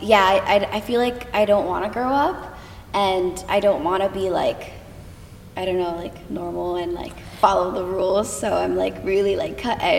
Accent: Connecticut, United States; now in Los Angeles, United States; I'm from Connecticut.

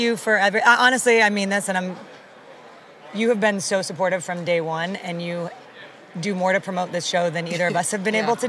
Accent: Denver, Colorado, United States; I grew up in Denver, and I was in high school.

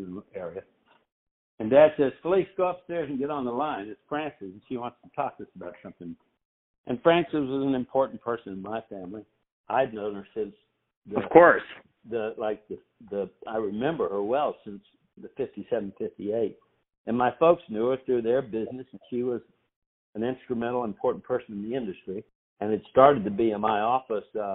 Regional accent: Nashville, Tennessee, United States; I grew up in Nashville

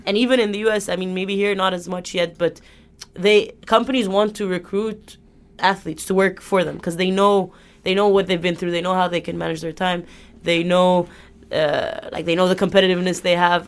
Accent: Egypt; moved away as an adult; Egypt, I'm from Egypt

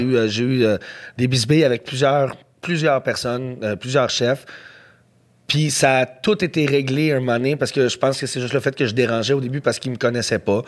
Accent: Montreal, Quebec, Canada; je viens d'NDG

